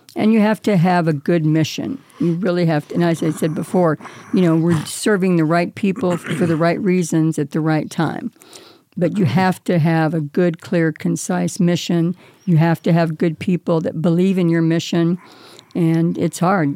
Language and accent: English; California, United States; now in Las Vegas, United States; As a child growing up in California